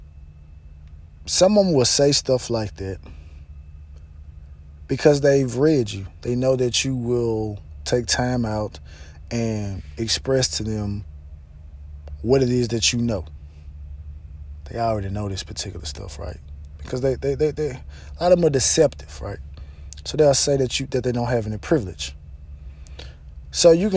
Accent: Mississippi, United States; I'm from Mississippi, I'm from Mississippi, I'm from Mississippi.

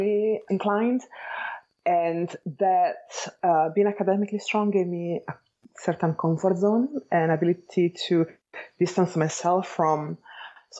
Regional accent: Bologna, Emilia-Romagna, Italy; accent: Italian; English is a second language; moved away as an adult; now in Los Angeles, United States; I am Italian, as you can hear from my accent. So I was born and raised in Italy, specifically in Bologna

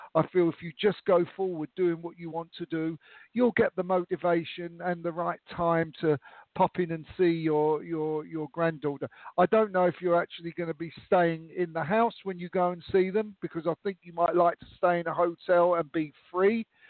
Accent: London, United Kingdom; moved away as an adult; now in Austria; I now live in Austria, in uh, next door to Germany, and I, I grew up in London

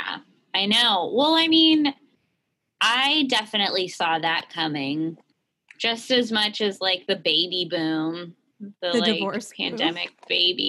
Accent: San Francisco, California, United States; We grew up in San Francisco.

